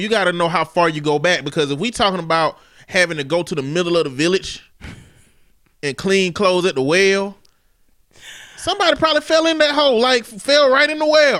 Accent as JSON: {"language": "English", "region": "the South", "country": "United States", "said": "I'm from the South"}